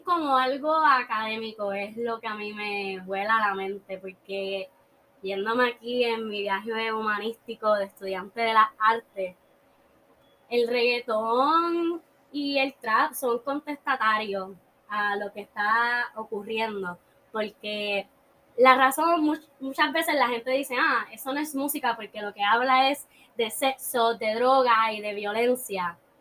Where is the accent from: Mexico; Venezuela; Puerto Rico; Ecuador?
Puerto Rico; also born or lived in Chile; Yo me fui por la mañana de Puerto Rico